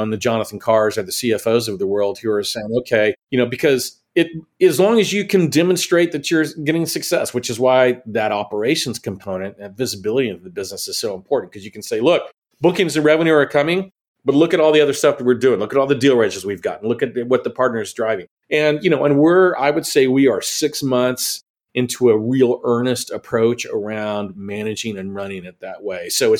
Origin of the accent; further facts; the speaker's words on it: Texas, United States; I didn't get Mexican food for a year, which drove me nuts being a Texan.